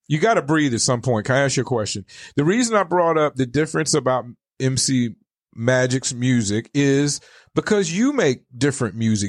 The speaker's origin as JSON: {"language": "English", "region": "the South", "country": "United States", "moved": "yes", "lives_now": "Arizona, United States", "said": "I come from the South, and in the South, for lack of better, we we have a lot of culture"}